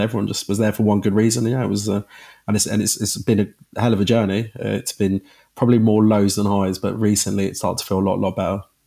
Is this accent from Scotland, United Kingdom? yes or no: no; Croydon, London, United Kingdom; also born or lived in Crystal Palace; as a young South Londoner, being from, you know, from growing up in Croydon, living in Crystal Palace my whole life